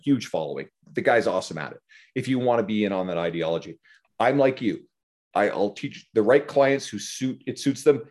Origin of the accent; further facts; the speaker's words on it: Newfoundland and Labrador, Canada; I grew up in Newfoundland